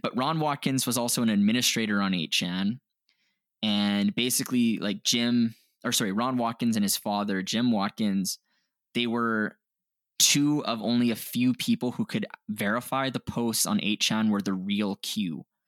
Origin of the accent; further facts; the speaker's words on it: Canada; we're Canadian